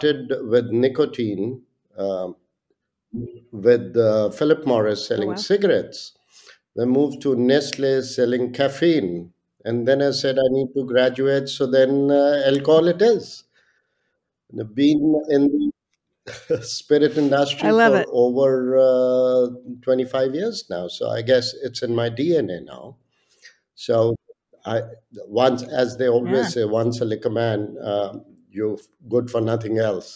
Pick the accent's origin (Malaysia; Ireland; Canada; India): India; I was born and brought up in India, did all my education in India.